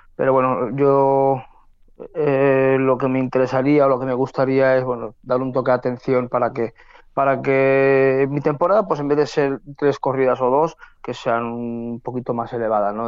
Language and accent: Spanish; Castellón, Valencian Community, Spain; torear en mi tierra